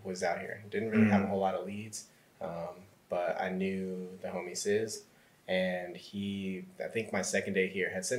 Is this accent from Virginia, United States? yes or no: yes; Northern Virginia, United States; moved away as an adult; now in Atlanta, United States; I'm originally from Northern Virginia